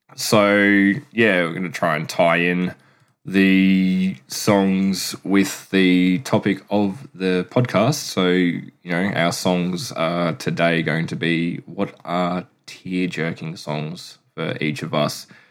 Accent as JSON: {"language": "English", "region": "Queensland", "country": "Australia", "moved": "as an adult", "lives_now": "South Australia, Australia", "said": "am from Queensland. I've lived there 33 years and I now live in South Australia."}